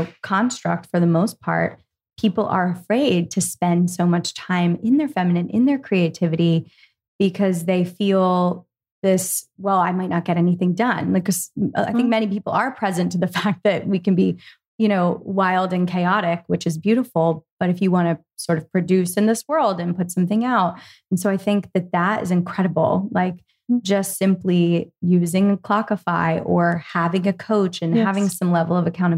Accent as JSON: {"language": "English", "town": "Philadelphia", "region": "Pennsylvania", "country": "United States", "tie": "born or raised there", "said": "I grew up in Philadelphia."}